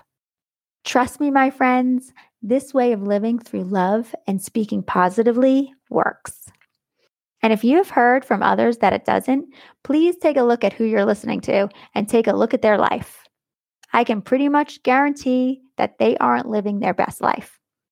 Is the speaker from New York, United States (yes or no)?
yes; New York, United States; now in Florida, United States; Growing up in New York, we had seasons